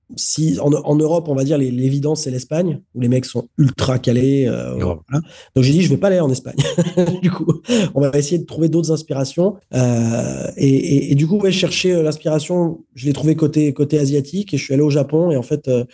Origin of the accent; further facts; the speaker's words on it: France; je suis français.